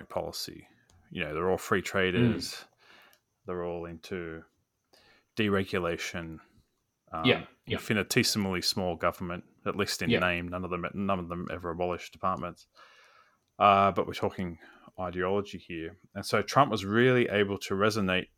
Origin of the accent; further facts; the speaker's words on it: Australia; as an Australian